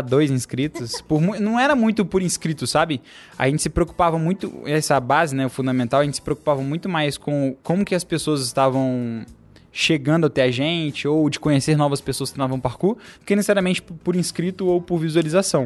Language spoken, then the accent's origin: Portuguese; Ibirité, Minas Gerais, Brazil; eu sou de Birité, que é uma cidade do interior de Belo Horizonte, não é do interior, né? É uma cidade vizinha aqui de Belo Horizonte. Quando eu morava lá